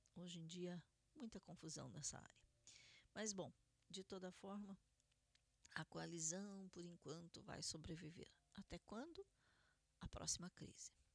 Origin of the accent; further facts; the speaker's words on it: Curitiba, Paraná, Brazil; now in Israel; Fazenda do Rio Grande, em Curitiba, Paraná, Brasil, minha cidade natal.